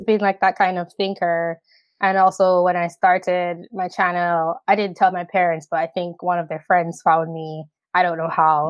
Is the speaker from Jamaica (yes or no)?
yes; Jamaica; moved away as an adult; also born or lived in upstate New York, United States / New York City, United States; now in United States; I am from the Caribbean island of Jamaica. Um, I lived there for seventeen years, and then I came to the U S, uh, for college in two thousand ten.